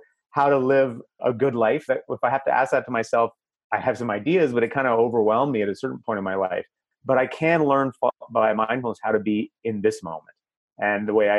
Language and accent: English; Canada; I'm Canadian